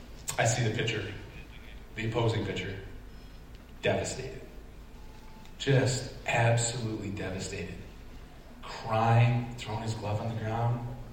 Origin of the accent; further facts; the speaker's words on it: Syracuse, New York, United States; I grew up in the Syracuse area